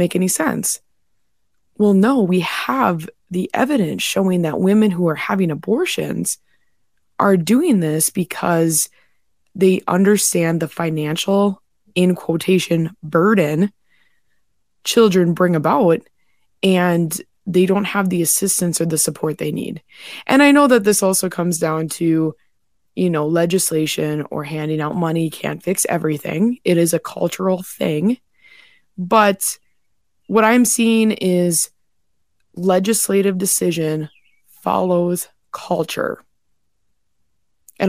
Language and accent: English; North Dakota, United States; my home state in North Dakota